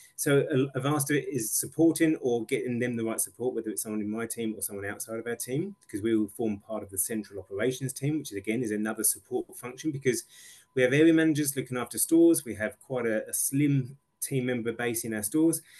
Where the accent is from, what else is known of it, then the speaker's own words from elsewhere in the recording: England, United Kingdom; now in Australia; as an English person